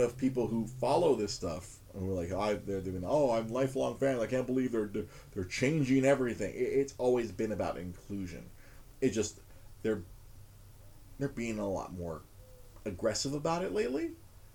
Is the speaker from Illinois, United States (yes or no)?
no; Los Angeles, California, United States; I grew up watching MASH on Fox 11 here in Los Angeles, California.